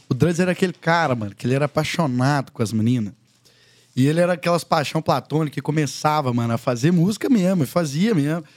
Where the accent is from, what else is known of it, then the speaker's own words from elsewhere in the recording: Conceição do Mato Dentro, Minas Gerais, Brazil; also born or lived in Belo Horizonte; sou de Conceição do Mato Dentro, Minas Gerais. É, fui nascido, criado lá, junto com a minha avó, até os 11 anos